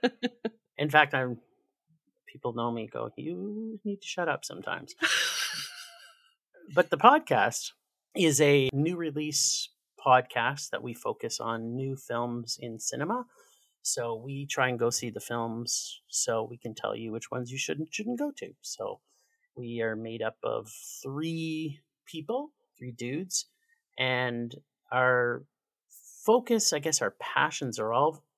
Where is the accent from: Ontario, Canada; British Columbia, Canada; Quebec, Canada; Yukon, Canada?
Ontario, Canada; Toronto; also born or lived in Winnipeg, Manitoba; now in Calgary, Canada; I grew up in Toronto, and then my family moved west